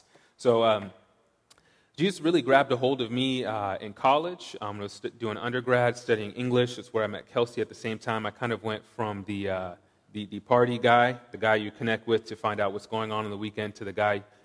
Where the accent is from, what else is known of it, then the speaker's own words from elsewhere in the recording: Washington, United States; moved away as an adult; also born or lived in Lowell, Massachusetts / Seattle; I grew up in Washington, as Matt mentioned. I did 3 years of high school in Lowell and then moved back to Washington for college and grad school